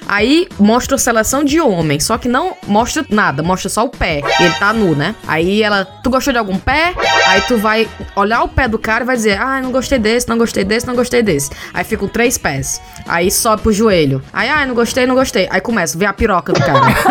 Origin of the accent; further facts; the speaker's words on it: Ceará, Brazil; moved away as an adult; now in England, United Kingdom; somos cinco cearenses que saíram do Ceará e foram morar na Inglaterra